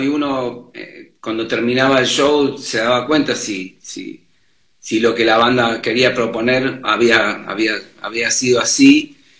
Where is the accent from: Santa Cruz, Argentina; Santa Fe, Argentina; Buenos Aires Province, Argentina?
Buenos Aires Province, Argentina; Mar del Plata; moved away as an adult; now in Buenos Aires, Argentina; yo vine de Mar del Plata porque quería ser músico, vivir de la música en Buenos Aires